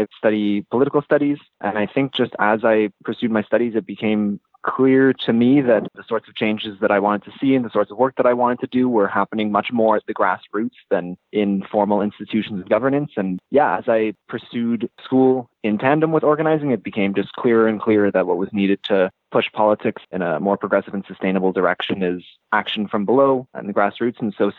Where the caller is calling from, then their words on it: Winnipeg, Manitoba, Canada; I'm calling from Winnipeg, Treaty 1 territory, and I'm a student as well.